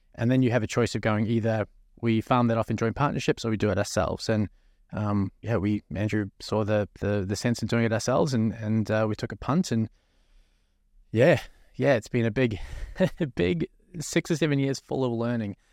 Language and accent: English; New Zealand; now in Australia; as a New Zealander